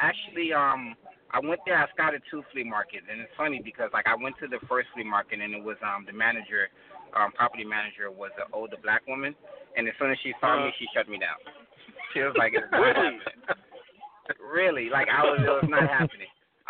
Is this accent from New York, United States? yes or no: no; Miami, Florida, United States; I'm from Miami-Dade County, you know what I'm saying? Like I grew up in Little Haiti, eventually moved like to a different neighborhood.